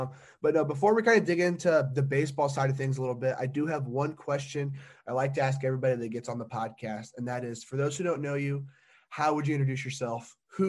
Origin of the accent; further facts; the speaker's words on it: Indiana, United States; I'm from Indiana, and when you're from a small town, it's nothing but like corn, beans, kind of the same way across the Midwest.